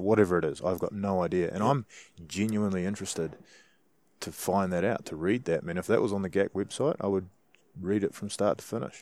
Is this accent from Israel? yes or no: no; New Zealand; as a Kiwi hunter